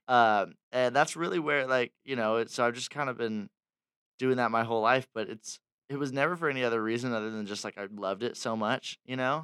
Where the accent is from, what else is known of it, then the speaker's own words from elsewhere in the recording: Fullerton, California, United States; born and raised in Orange County, Fullerton